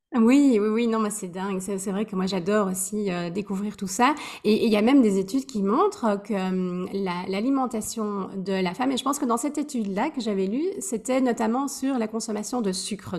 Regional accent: Belgium; moved away as an adult; also born or lived in Switzerland; now in Amsterdam, Netherlands; je suis euh, belge. ça fait 13 ans que j'ai quitté la Belgique

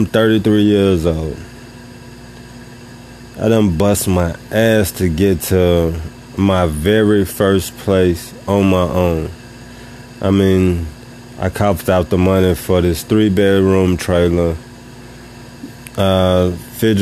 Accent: Tennessee, United States; I moved to a new city that's 3 hours and 30 minutes away from my hometown. I'm still in Tennessee

